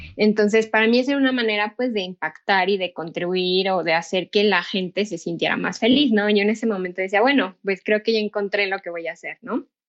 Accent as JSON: {"language": "Spanish", "town": "Pachuca", "region": "Hidalgo", "country": "Mexico", "said": "yo soy de Pachuca Hidalgo"}